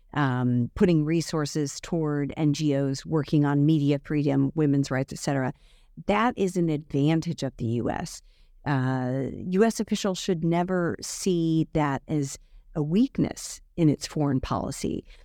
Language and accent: English; United States; as an American